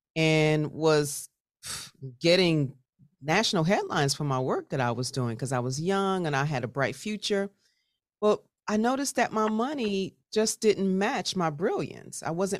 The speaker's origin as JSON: {"language": "English", "town": "Chicago", "region": "Illinois", "country": "United States", "tie": "born or raised there", "said": "So I grew up, I'm originally from Chicago, Southside represent, grew up in West Englewood, beautiful family."}